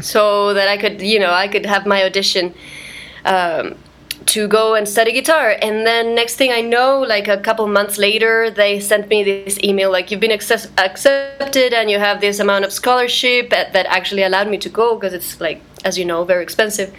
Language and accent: English; Santiago, Santiago Metropolitan Region, Chile; moved away as an adult; also born or lived in Guatemala; now in New York, United States; I am from Santiago, Chile